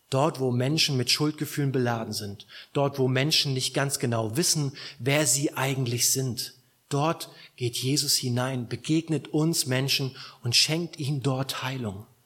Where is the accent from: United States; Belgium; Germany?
Germany; Southern Germany; Gut, bei uns in Süddeutschland kennen noch ein bisschen mehr Gott äh, von, von, von der Prägung her